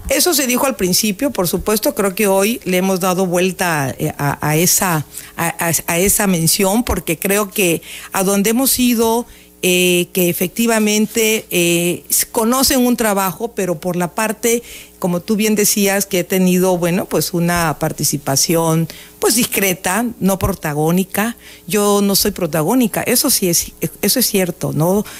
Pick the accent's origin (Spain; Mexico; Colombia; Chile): Mexico; Villahermosa, Tabasco; por ese querer a mi tierra, por ese conocer a mi municipio